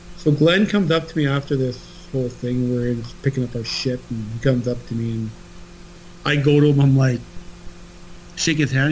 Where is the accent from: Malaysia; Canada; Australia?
Canada